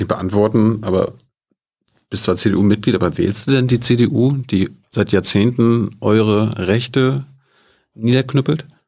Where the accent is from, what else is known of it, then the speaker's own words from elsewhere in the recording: Mecklenburg-Vorpommern, Germany; Ich komme aus MacPom